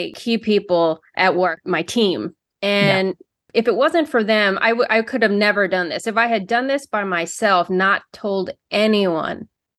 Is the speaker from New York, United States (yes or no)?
no; Texas, United States; moved away as an adult; now in Baltimore, United States; I'm originally from Texas, pretty much did all my training in Texas before leaving to come to Baltimore to do my sleep medicine fellowship, and then have been, joined faculty in 2008 and have been at Hopkins and in Baltimore since then.